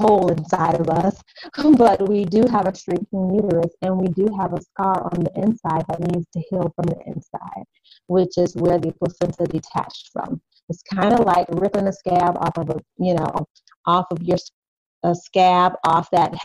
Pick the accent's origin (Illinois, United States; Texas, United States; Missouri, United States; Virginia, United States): Illinois, United States; Chicago; moved away as an adult; now in Indiana, United States; I am originally from Chicago, Illinois, but my family and I have decided to plant our roots here in Indiana about a little over 2 years ago